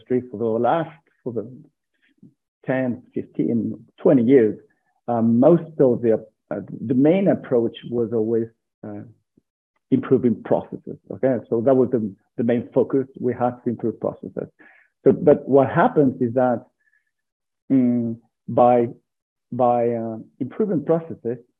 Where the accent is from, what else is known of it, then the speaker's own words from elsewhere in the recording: San Sebastian, Basque Country, Spain; now in Burgos, Spain; I'm from Spain. I was born in a small city of Spain called San Sebastian.